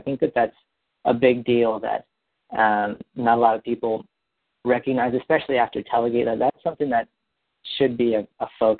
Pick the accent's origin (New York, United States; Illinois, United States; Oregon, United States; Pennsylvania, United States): Oregon, United States; moved away as an adult; now in Rhode Island, United States; I'm from Oregon, but, you know, I go to school in Rhode Island, so.